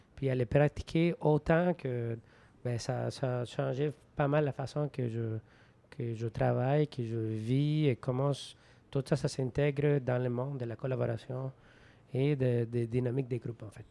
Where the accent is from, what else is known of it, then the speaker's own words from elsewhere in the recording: Venezuela; French is a second language; moved away; Je jouais au baseball au Venezuela, de mon pays d'origine, pendant 13 ans